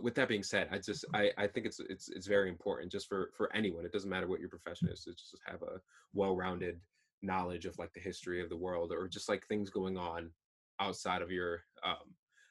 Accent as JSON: {"language": "English", "region": "Connecticut", "country": "United States", "tie": "born or raised there", "said": "I was born in Connecticut"}